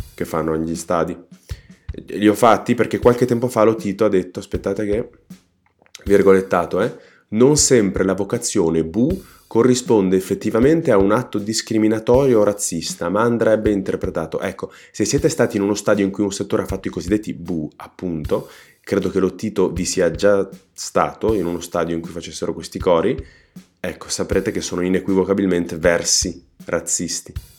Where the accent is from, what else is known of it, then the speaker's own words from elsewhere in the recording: Trentino-Alto Adige, Italy; sono trentino